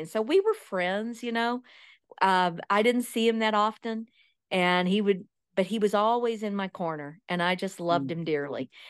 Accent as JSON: {"language": "English", "region": "East Texas", "country": "United States", "tie": "born or raised there", "said": "I grew up in East Texas"}